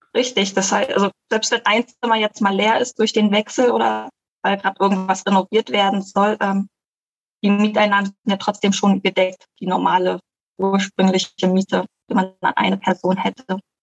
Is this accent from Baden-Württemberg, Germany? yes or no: no; Berlin, Germany; now in Costa Rica; ursprünglich komme ich aus Deutschland, aus Berlin